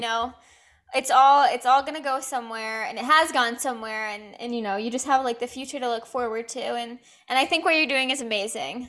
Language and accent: English; Rhode Island, United States; moved away; I'm from Rhode Island